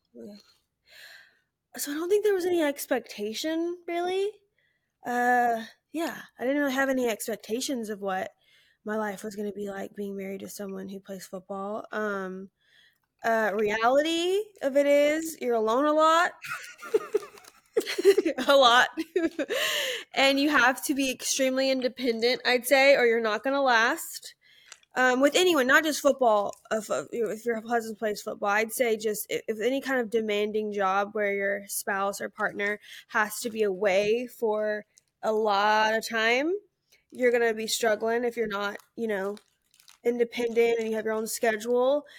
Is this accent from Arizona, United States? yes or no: no; Alabama, United States; I'm from Alabama